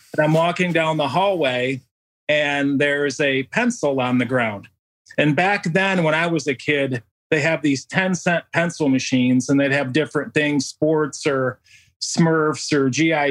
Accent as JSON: {"language": "English", "area": "a town outside of Rochester", "region": "New York", "country": "United States", "tie": "born or raised there", "said": "I actually grew up in a town outside of, uh, Rochester, New York. So Bill's Country, Western New York"}